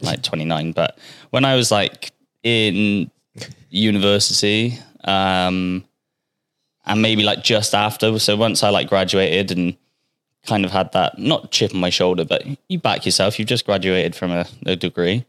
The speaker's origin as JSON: {"language": "English", "town": "Bristol", "region": "South West England", "country": "United Kingdom", "tie": "born or raised there", "moved": "as an adult", "lives_now": "Australia", "said": "I'm from Bristol"}